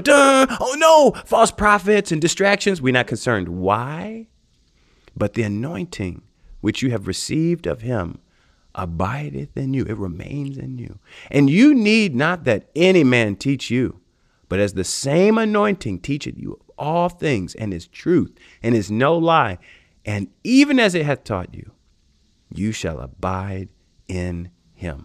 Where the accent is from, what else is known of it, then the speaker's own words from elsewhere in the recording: United States; moved away as an adult; now in India; being an American, growing up in America